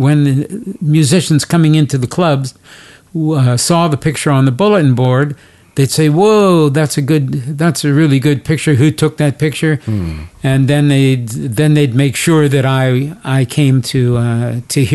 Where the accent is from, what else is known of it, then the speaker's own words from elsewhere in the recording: Cincinnati, Ohio, United States; moved away; Cincinnati, Ohio? Because even though it's my hometown